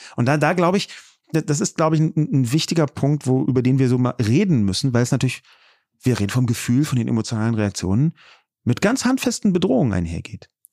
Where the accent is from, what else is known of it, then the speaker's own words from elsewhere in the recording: Berlin, Germany; ich bin ja selbst hier geboren und aufgewachsen in West-Berlin